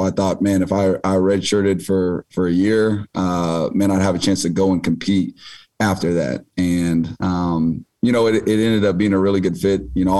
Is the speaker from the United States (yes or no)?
yes; Kansas City, United States; also born or lived in Davenport, Iowa; Obviously, I grew up not too far from here down in Kansas City. I was actually born in Iowa, in Davenpo